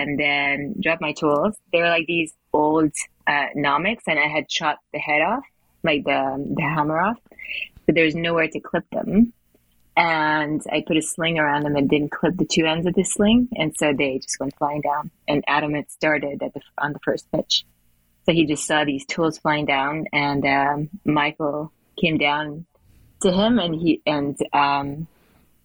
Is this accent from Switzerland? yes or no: yes; Switzerland; moved away as an adult; also born or lived in United States; I was born in Switzerland and I did all my schooling here.